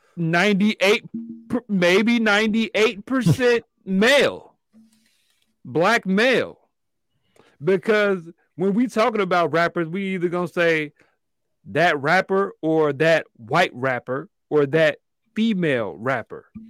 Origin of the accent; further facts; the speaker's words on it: Chicago, Illinois, United States; me as a African-American male growing up in Chicago